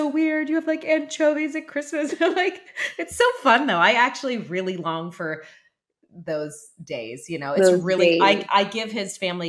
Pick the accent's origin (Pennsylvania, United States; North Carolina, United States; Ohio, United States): Pennsylvania, United States; Pittsburgh; moved away; I'm from Pittsburgh originally.